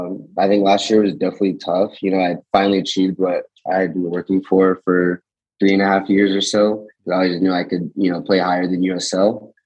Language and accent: English; Raleigh, North Carolina, United States; I mean, I grew up with a single mom